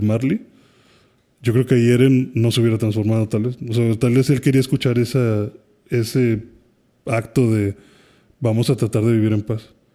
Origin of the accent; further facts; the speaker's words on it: Mexico; Como mexicanos